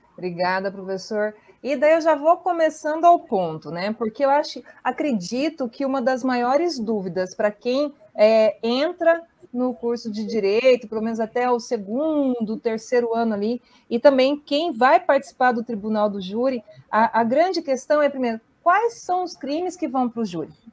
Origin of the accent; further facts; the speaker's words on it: União da Vitória, Paraná, Brazil; sou de União da Vitória, Porto União